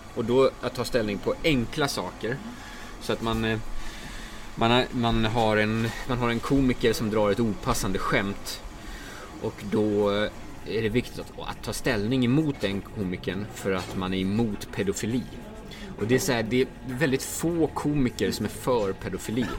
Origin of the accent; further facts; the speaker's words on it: Dalarna County, Sweden; jag är från Dalarna. Så att skidtraditionen är rätt stark